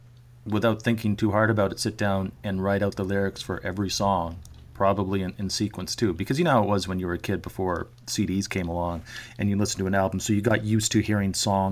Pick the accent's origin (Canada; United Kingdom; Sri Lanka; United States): Canada; the Northwest Territories and the Yukon, Northern Canada; I grew up in Northern Canada, the Northwest Territories in the Yukon